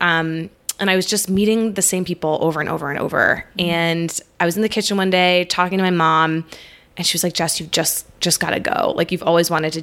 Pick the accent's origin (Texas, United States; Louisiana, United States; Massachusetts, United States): Massachusetts, United States; Boston; moved away as an adult; also born or lived in Virginia / Alexandria; now in Denver, United States; I'm from Boston, but I've been out in Denver for about 4 years now